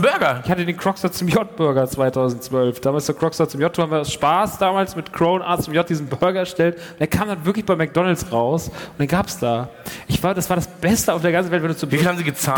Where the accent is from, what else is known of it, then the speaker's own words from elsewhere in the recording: near Frankfurt, Hesse, Germany; moved away; ich komme ja ursprünglich aus der Nähe von Frankfurt, nicht aus Frankfurt